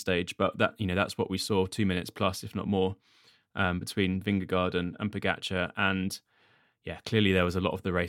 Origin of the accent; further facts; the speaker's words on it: United Kingdom; partly as a Brit